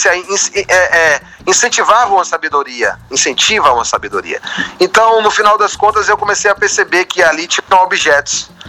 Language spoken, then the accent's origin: Portuguese; Feira de Santana, Bahia, Brazil; logo quando eu cheguei do Sertão, eu sou de Feira de Santana